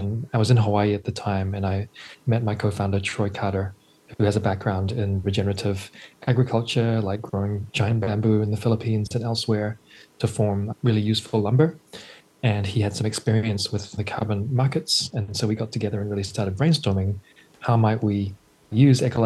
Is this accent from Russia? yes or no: no; New Zealand; moved away; also born or lived in New York City; I'm originally from New Zealand, and so nature has always been a big part of my life before I moved to New York City